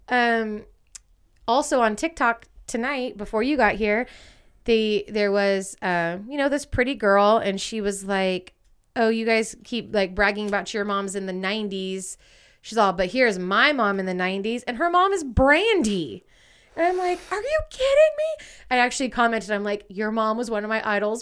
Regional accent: East Bay, Contra Costa County, near Berkeley, California, United States; moved away as an adult; We grew up in the East Bay, Contra Costa County, like, especially me where I grew up, I grew up, like, not even ten, like, five minutes outside of Berkeley

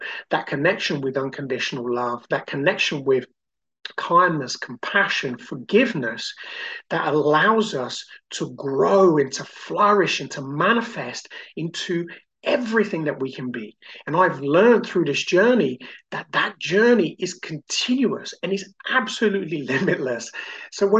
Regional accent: Brazil; now in United Kingdom; I grew up in Brazil and I came to the UK and always felt like an outsider

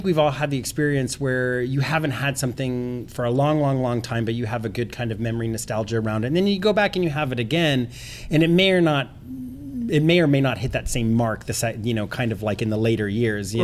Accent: Texas, United States; now in San Francisco, United States; I grew up in Texas

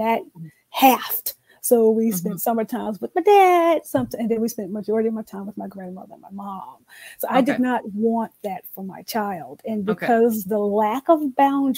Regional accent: the South, United States; now in Atlanta, United States; I was born and raised in the South

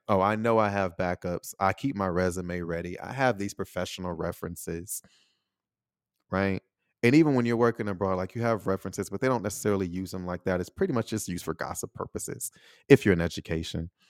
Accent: United States; moved away as an adult; also born or lived in Taiwan; I'm still American

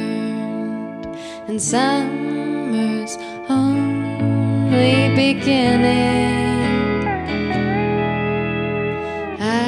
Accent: St. Joseph, Michigan, United States; also born or lived in Detroit, Michigan; I grew up in southwest Michigan on the lake in a town called St. Joseph.

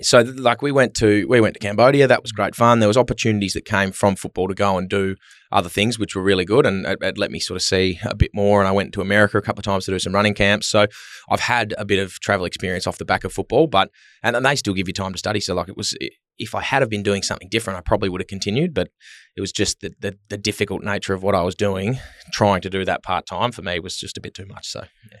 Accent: Melbourne, Victoria, Australia; moved away as an adult; also born or lived in Adelaide; now in Perth, Australia; I grew up in Melbourne, was born in Adelaide

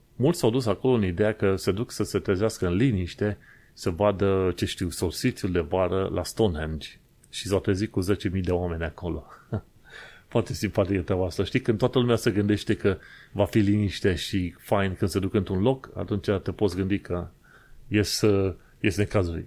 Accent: Romania; now in London, United Kingdom; Ca imigranți, ca români imigranți într-o țară străină

